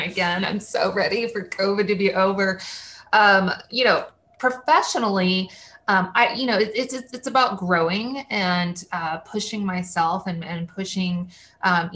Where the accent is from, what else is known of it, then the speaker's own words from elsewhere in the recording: Waco, Texas, United States; my first market was my hometown, Waco